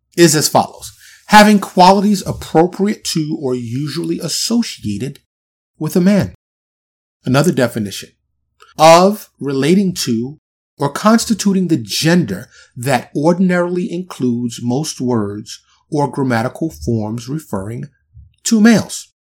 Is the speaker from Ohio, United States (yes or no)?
no; New York City, New York, United States; now in Texas, United States; born and raised in New York City